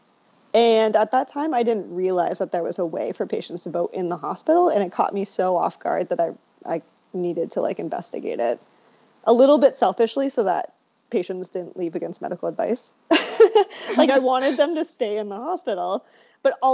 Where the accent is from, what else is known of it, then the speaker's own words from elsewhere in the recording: South Dakota, United States; moved away as an adult; now in Providence, United States; I was kind of mostly raised in South Dakota